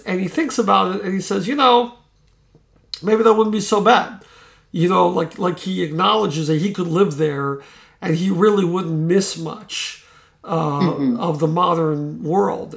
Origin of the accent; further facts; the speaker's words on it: Florida, United States; I grew up in Florida